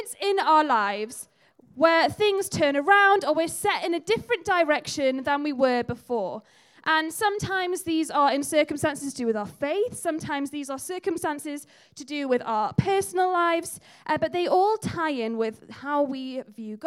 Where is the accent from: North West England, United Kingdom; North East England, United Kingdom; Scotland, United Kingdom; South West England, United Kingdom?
North East England, United Kingdom; the Northeast; now in Halesowen, United Kingdom; you've moved to Hales Owen from somewhere else, like I have. I grew up in the Northeast.